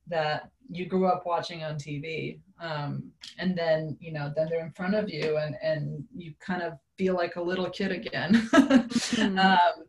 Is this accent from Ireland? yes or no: no; Serbia; now in United States; I grew up in Serbia